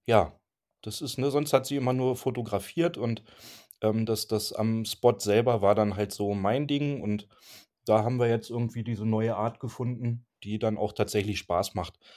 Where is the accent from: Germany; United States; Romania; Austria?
Germany; wir kommen halt aus der Vorharzer Gegend